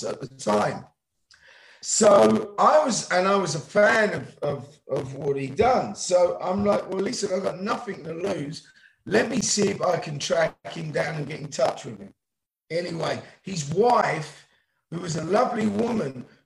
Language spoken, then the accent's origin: English; England, United Kingdom; now in United States; I'm an English man living here